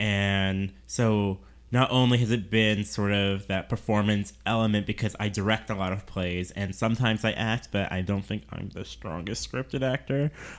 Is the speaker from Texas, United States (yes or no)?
no; Seattle, Washington, United States; now in Minneapolis–Saint Paul, United States; I'm originally from Seattle